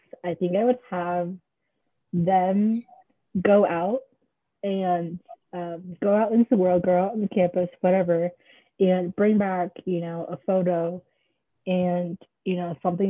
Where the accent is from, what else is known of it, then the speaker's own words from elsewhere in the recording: Maryland, United States; I've grown up in Maryland my whole life. I was born and raised in Maryland.